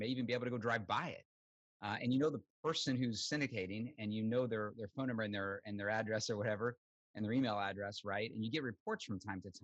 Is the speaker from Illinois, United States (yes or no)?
yes; Southern Illinois, United States; moved away as an adult; I grew up in Southern Illinois, really never been out of the Midwest, dirt poor on a farm